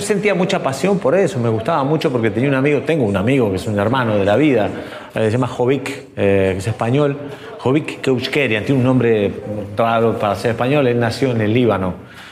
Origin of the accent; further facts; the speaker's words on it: Quilmes, Buenos Aires Province, Argentina; moved away as an adult; now in Madrid, Spain; Soy de Quilmes, pero vivo en Madrid desde hace 17 años